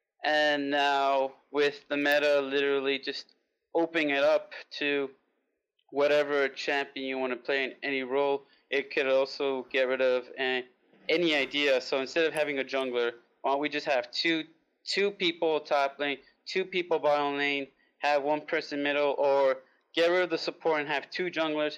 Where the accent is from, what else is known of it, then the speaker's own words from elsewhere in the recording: New York City, New York, United States; I'm from New York City.